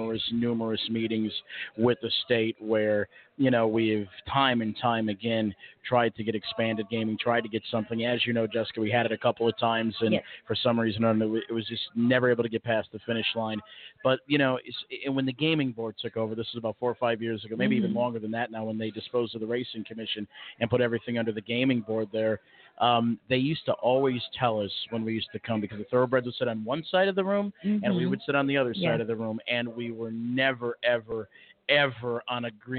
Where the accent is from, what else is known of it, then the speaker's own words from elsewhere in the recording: Indiana, United States; also born or lived in Michigan; I'm actually from Indiana, but I spend a good majority of a good 10-year period in mm-hmm. Michigan.